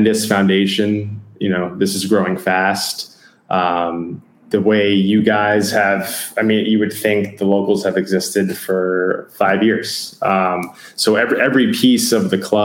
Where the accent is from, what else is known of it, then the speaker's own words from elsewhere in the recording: New York City, New York, United States; moved away as an adult; also born or lived in Louisiana / Memphis; now in San Diego, United States; So I'm a New Yorker. Okay. I'm from Queens, New York. I grew up like 7 stops on the train from Shea Stadium.